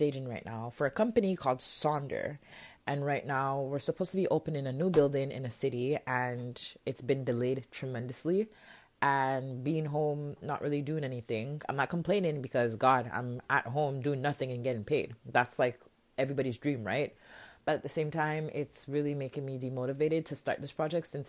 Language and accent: English; Jamaica; I'm a Jamaican queen